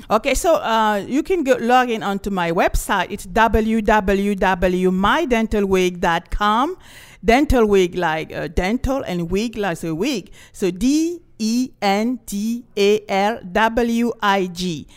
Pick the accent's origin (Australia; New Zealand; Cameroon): Cameroon; also born or lived in France; now in Los Angeles, United States; I was, uh, born and raised in Cameroon